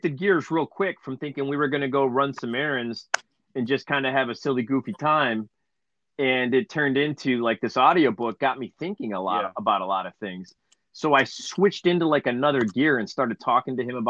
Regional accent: Cleveland, Ohio, United States; we're from Cleveland

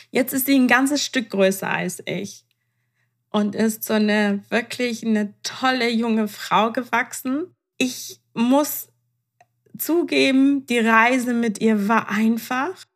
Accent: Iran; Ich meine, ich bin Iranerin, ähm, da ähm, scheitert das nicht ans Temperament und sie hat die Hälfte von mir.

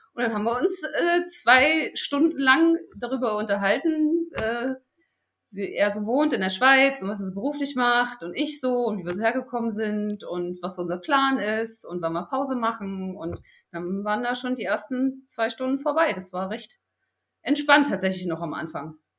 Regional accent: Berlin, Germany; hier in Berlin, ich komme ja aus Berlin

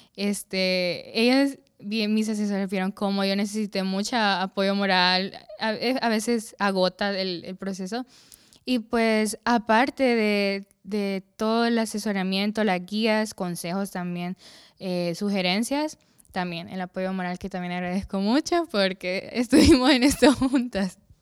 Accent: La Lima, Cortés, Honduras; also born or lived in San Pedro Sula; Nací aquí en San Pedro Sula, pero me crié en La Lima, porque mi colegio está allá en La Lima y pues allá pasé casi toda mi vida

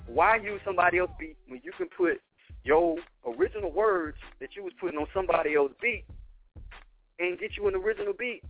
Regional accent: Alabama, United States; also born or lived in Korea; So, first of all, I'm from Alabama, like I said, right?

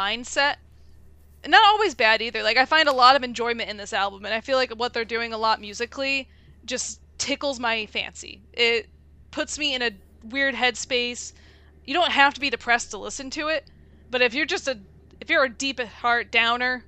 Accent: Connecticut, United States; I'm from Connecticut

